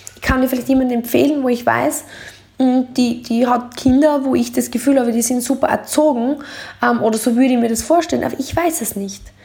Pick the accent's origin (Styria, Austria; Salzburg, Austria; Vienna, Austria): Styria, Austria; Deutschlandsberg; ich bin aufgewachsen in Deutschlandsberg